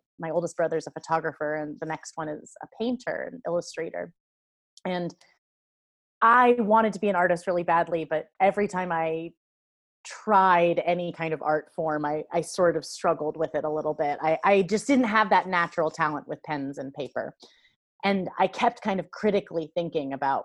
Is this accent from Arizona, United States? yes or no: no; Lawrence, Kansas, United States; I grew up in and around Lawrence, Kansas, which is liberal little college